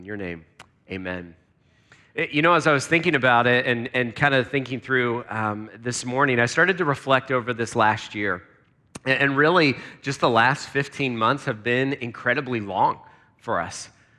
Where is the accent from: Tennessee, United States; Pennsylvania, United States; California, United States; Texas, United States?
Pennsylvania, United States; Lancaster; because I grew up in Pennsylvania. In Lancaster, and so it's just great to be back in the Northeast